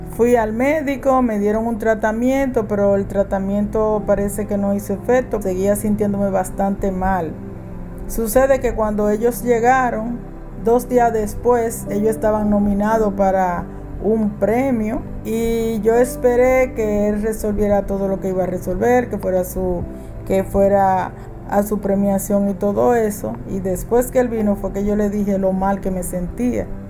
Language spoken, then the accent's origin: Spanish; Pimentel, Duarte, Dominican Republic; now in La Romana, Dominican Republic; Soy oriunda de Pimentel, pero tengo mucho tiempo viviendo en La Romana